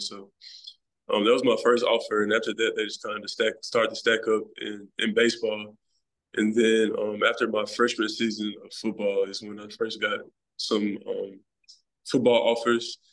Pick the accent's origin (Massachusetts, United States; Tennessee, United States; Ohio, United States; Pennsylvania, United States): Tennessee, United States; Memphis; I'm born and raised in Memphis, Tennessee